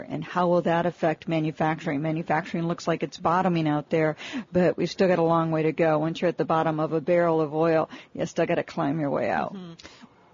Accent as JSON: {"language": "English", "town": "Detroit", "region": "Michigan", "country": "United States", "said": "I'm from Detroit. I used to be an auto analyst. I grew up in the auto industry. It's like you know, oil in my blood. So you can take the girl out of Detroit. You can't take the Detroit out of the girl."}